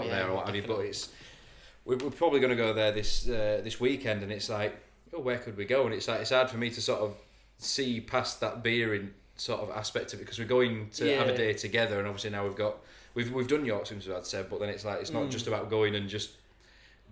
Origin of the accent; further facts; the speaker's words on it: England, United Kingdom; we're English